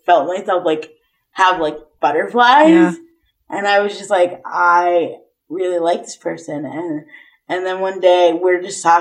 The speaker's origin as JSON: {"language": "English", "country": "United States", "said": "I'm American"}